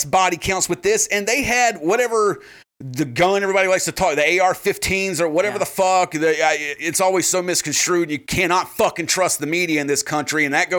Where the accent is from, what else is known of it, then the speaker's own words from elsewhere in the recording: South Carolina, United States; I'm from South Carolina.